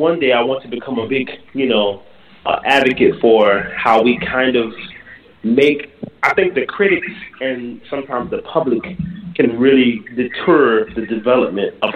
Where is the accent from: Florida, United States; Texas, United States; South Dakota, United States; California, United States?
Florida, United States; Jacksonville; now in New Orleans, United States; I'm from Jacksonville, Florida. But I live in New Orleans